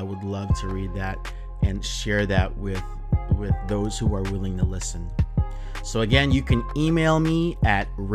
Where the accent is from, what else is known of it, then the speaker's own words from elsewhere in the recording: Southern California, United States; So I'm here from Southern California, pretty much born and raised here